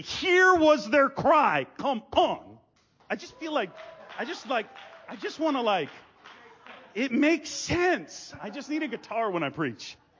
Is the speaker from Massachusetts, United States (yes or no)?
yes; Gloucester, Massachusetts, United States; I'm from a small island called Gloucester. Uh, we're north of Boston.